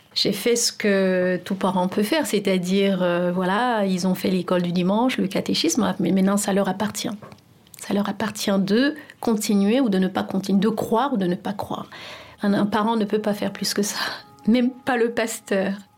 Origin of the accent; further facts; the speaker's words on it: Cameroon; moved away as an adult; also born or lived in France; now in Paris, France; J'ai grandi au Cameroun